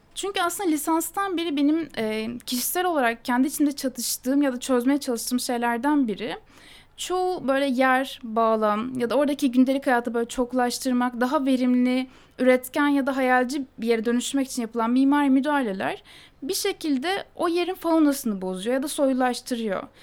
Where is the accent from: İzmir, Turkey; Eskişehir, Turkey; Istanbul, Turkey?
Istanbul, Turkey; Ben Anadolu yakasında doğup büyüdüm